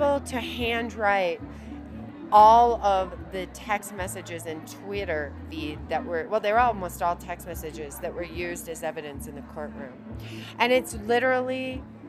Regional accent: Ohio, United States; growing up in Ohio

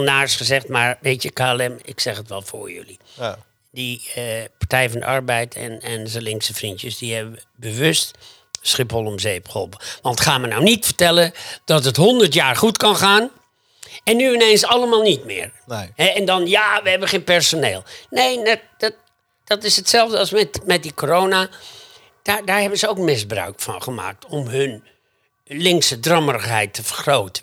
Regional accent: Groningen, Netherlands; bij ons in Groningen

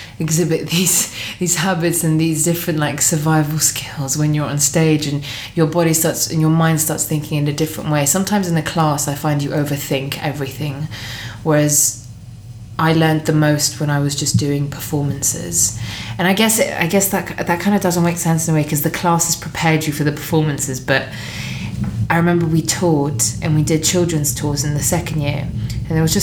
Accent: Cyprus; moved away as an adult; now in United Kingdom; I grew up in Cyprus, so I grew up on an island where very little happens

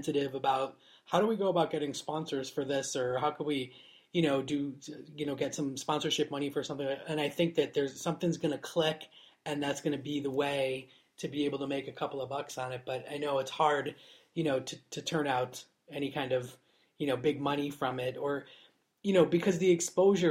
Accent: Niagara Falls, New York, United States; moved away as an adult; now in United Kingdom; I grew up in Niagara Falls. So. On the New York side.

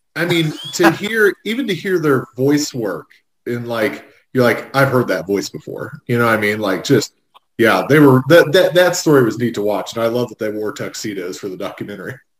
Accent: United States; I grew up on the Indiana state line, so we got Dayton stations

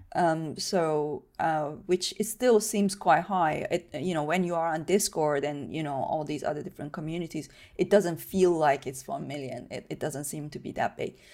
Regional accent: Iran; moved away; I grew up in Iran

